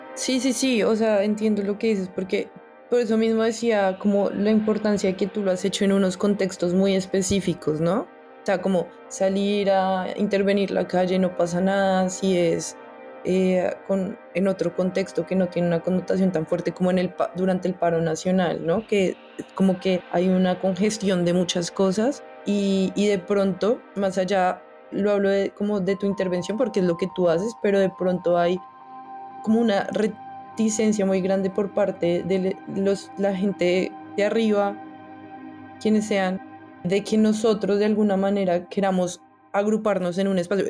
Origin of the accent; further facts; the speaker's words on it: Colombia; porque soy colombiano